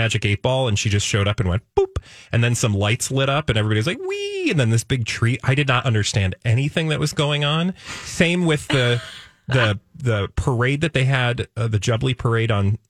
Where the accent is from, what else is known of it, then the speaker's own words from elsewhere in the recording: United States; as an American